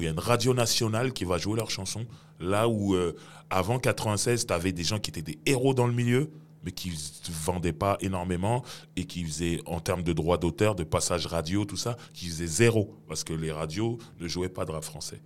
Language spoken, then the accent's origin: French; Sarcelles, Île-de-France, France; je suis de Sarcelles